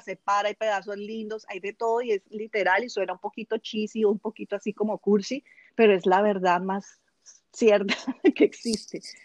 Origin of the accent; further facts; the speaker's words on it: Colombia; moved away; also born or lived in United Arab Emirates; vivo en el exterior, soy colombiana, pero vivo en el exterior hace muchísimos años.